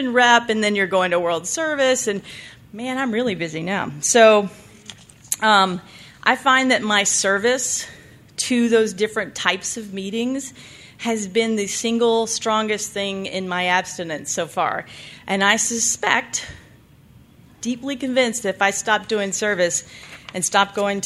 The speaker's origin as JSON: {"language": "English", "region": "the South", "country": "United States", "moved": "yes", "lives_now": "Nevada, United States", "said": "I was from the South, and they take their religion real seriously down there"}